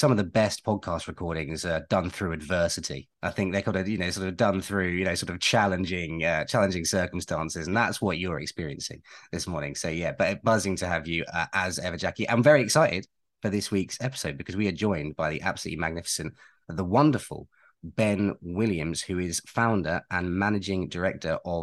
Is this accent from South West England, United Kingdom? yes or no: no; Manchester, North West England, United Kingdom; it's fairly obvious I'm from Manchester